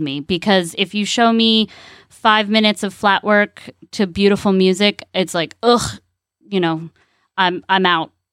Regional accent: California, United States; now in Ocala, United States; I'm from California

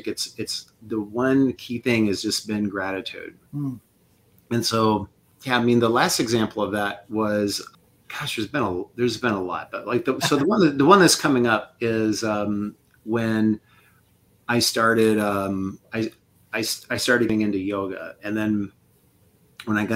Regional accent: Quincy, Illinois, United States; I'm from Quincy, Illinois, a little town

